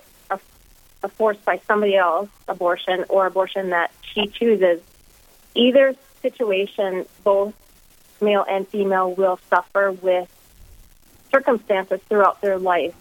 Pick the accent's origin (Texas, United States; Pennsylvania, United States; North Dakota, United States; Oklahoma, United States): North Dakota, United States; Minot; I am originally from Minot, born and raised